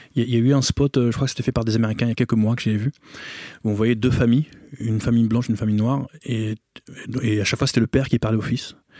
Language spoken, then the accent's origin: French; Bobigny, Île-de-France, France; Moi, j'ai grandi à Bobigny, dans un quartier qui s'appelle l'Abreuvoir, où on est très mélangé.